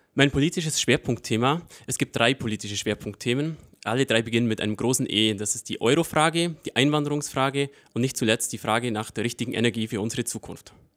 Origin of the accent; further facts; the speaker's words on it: Breitenbrunn, Bavaria, Germany; accent: Allgäu dialect; in meiner ursprünglichen Heimat Breitenbrunn, wo ich aufgewachsen bin und wo meine Familie